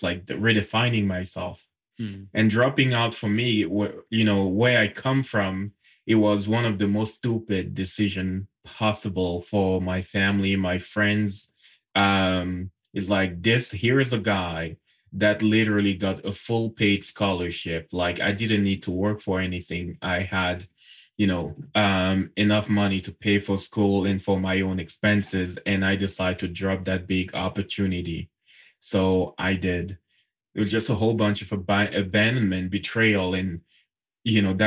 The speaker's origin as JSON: {"language": "English", "country": "Cameroon", "tie": "born or raised there", "moved": "as an adult", "said": "I was born and raised in Cameroon. It's a country in Central Africa. Mm-hmm. And up until the age of 24, I was living there."}